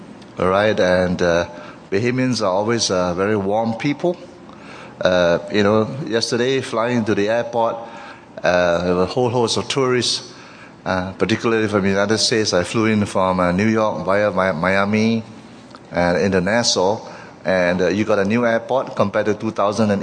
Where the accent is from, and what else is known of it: Malaysia